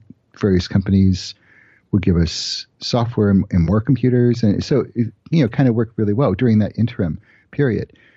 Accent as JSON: {"language": "English", "town": "Los Angeles", "region": "California", "country": "United States", "tie": "born or raised there", "said": "I grew up in Los Angeles, and at the time, I guess I must have been 12 or 13. We lived in Studio City"}